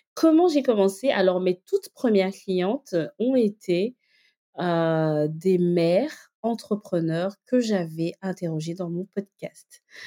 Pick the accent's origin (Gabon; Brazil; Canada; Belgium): Gabon; Libreville, Estuaire; also born or lived in northern France; now in France; je suis donc née au Gabon, j'ai grandi euh, à Libreville, euh, je suis arrivée par la suite en France